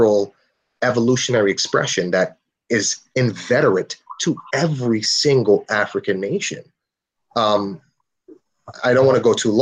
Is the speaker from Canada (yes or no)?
no; Trinidad & Tobago; moved away; how I grew up in Trinidad